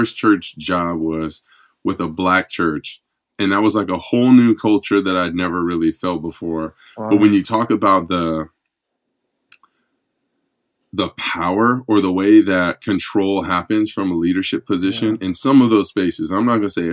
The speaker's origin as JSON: {"language": "English", "area": "Inland Empire", "region": "California", "country": "United States", "tie": "born or raised there", "said": "I grew up in Assemblies of God Church in the Inland Empire"}